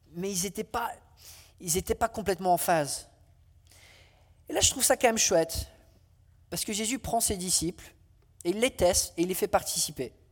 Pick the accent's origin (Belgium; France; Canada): France; Alors, euh, comme je suis français, j'aime bien la cuisine